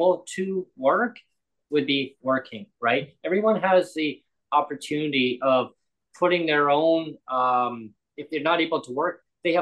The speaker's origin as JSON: {"language": "English", "town": "Langley", "region": "British Columbia", "country": "Canada", "tie": "born or raised there", "also_born_or_lived": "Nanaimo", "moved": "as an adult", "said": "I wanted to live in the Lower Mainland because that's where I grew up. I grew up in my hometown of Langley"}